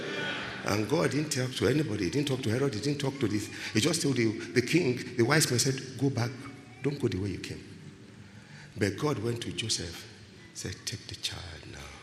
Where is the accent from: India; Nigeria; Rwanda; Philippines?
Nigeria; I'm a Nigerian.